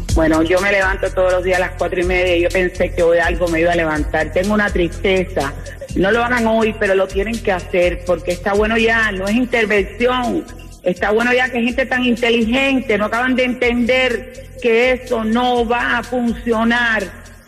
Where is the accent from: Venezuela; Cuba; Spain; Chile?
Cuba; Pinar del Río; moved away; Yo soy de Pinar del Río.